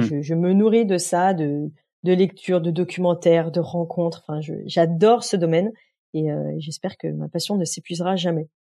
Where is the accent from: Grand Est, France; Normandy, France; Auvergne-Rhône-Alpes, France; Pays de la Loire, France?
Auvergne-Rhône-Alpes, France; Beaujolais, Lyon region; moved away as an adult; mes parents habitaient dans la région lyonnaise, dans le Beaujolais, euh, donc j'ai vécu dans un, village euh, jusqu'à voilà jusqu'à être majeur grosso modo euh, dans, dans le Beaujolais